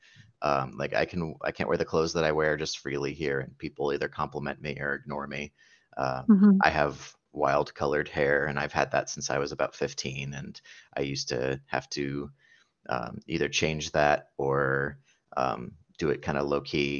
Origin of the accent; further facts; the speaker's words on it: New Jersey, United States; moved away as an adult; also born or lived in Phoenix, Arizona; now in San Francisco Bay Area, United States; I live in the San Francisco Bay Area. I moved here after growing up in New Jersey